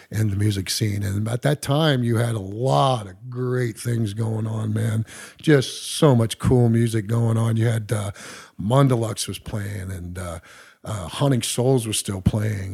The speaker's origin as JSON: {"language": "English", "town": "Englewood", "region": "Ohio", "country": "United States", "tie": "born or raised there", "also_born_or_lived": "Las Vegas, Nevada", "said": "pretty much grew up around here in Ohio, uh, Dayton area, Inglewood"}